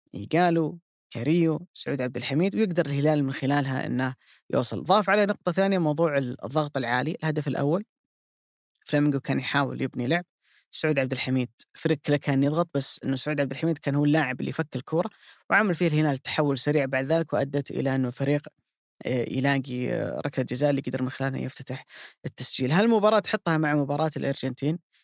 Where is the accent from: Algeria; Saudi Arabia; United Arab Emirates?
Saudi Arabia; احنا كسعوديين